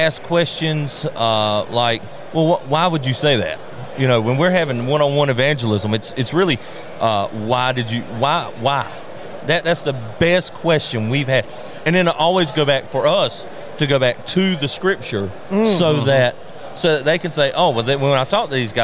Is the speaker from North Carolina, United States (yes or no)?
yes; North Carolina, United States; So we're from North Carolina.